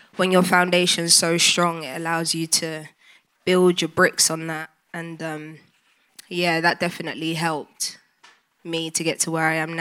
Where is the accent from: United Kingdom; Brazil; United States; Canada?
United Kingdom; London; I grew up in North London, Highbury and Islington